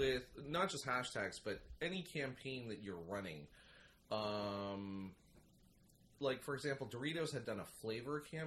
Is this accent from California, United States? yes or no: no; Pittsburgh, Pennsylvania, United States; now in New York, United States; born and raised in Pittsburgh and then being an expatriate to New York